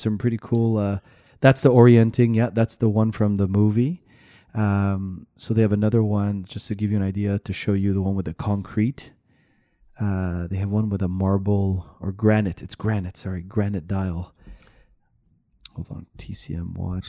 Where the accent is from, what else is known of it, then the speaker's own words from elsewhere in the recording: Canada; I'm Canadian.